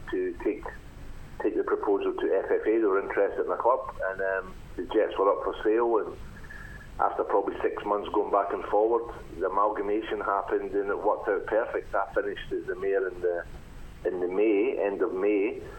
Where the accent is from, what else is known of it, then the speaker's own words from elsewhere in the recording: Scotland, United Kingdom; moved away as an adult; also born or lived in Kilmarnock / Melbourne; now in Australia; my life growing up in Scotland as a young boy, being a Rangers fan